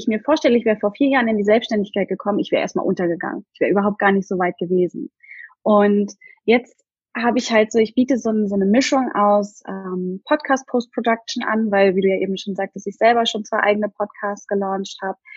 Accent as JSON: {"language": "German", "region": "Hamburg area", "country": "Germany", "lives_now": "Berlin, Germany", "said": "und ich komme eigentlich aus der Nähe von Hamburg und bin relativ spontan mit meinem Freund zusammen einfach mal nach Berlin gezogen."}